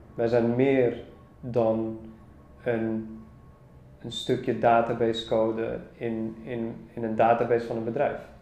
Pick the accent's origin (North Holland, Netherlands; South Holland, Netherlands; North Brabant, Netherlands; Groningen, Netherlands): North Holland, Netherlands; Amsterdam; Ik ben opgegroeid in Amsterdam